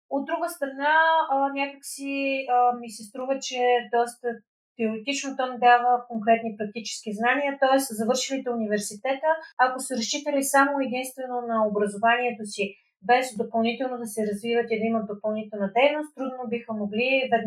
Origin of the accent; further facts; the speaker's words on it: Plovdiv, Plovdiv Province, Bulgaria; аз съм родена в Пловдив